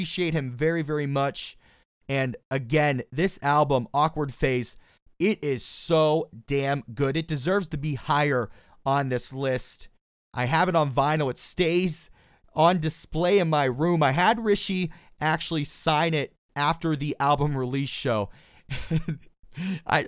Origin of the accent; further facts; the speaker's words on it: Pittsburgh, Pennsylvania, United States; that is my hometown. That's where I am right this second